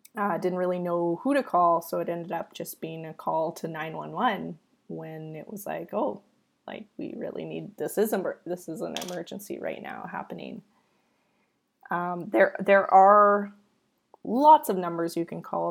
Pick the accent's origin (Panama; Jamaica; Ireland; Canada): Canada; I am Canadian